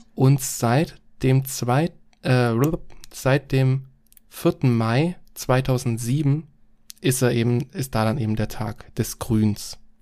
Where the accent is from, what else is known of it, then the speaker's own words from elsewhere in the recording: Germany; bei uns in Deutschland